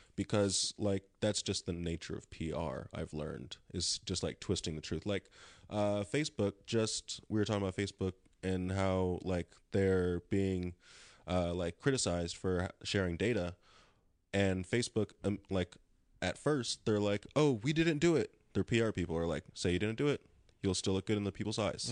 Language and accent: English; Lawndale, California, United States; Born and raised in Lawndale, California, South Bay